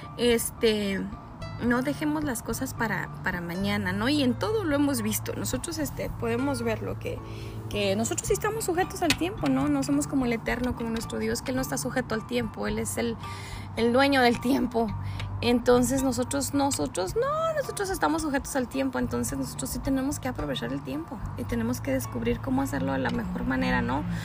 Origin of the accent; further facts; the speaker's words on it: Ciudad Juárez, Chihuahua, Mexico; somos este, de Ciudad Juárez, Chihuahua